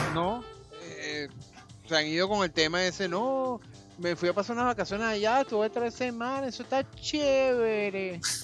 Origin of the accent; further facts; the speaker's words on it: Venezuela; now in Panama; yo para hacerme panameño tengo que renunciar a la nacionalidad venezolana